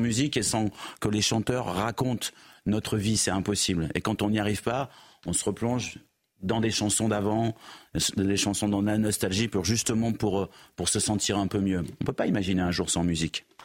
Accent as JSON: {"language": "French", "town": "Bordeaux", "region": "Nouvelle-Aquitaine", "country": "France", "said": "En tant que Bordelais"}